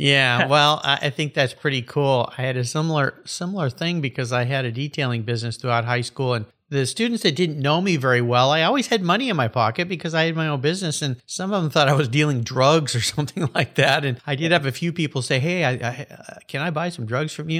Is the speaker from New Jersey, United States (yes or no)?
no; San Diego, California, United States; calling in from my hometown, San Diego, California